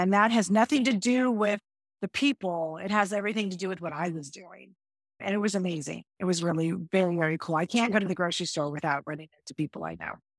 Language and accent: English; Northern California Bay Area, United States; now in Austin, United States; I grew up in California, grew up in the Northern California Bay Area